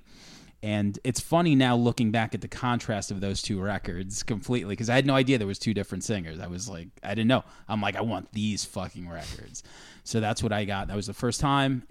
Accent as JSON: {"language": "English", "town": "New York City", "region": "New York", "country": "United States", "said": "we're from Queens, and I remember going to the Wiz out in on Main Street."}